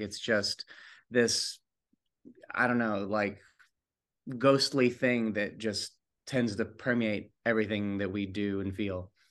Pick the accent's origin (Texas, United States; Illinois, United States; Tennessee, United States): Tennessee, United States; East; I grew up in East Tennessee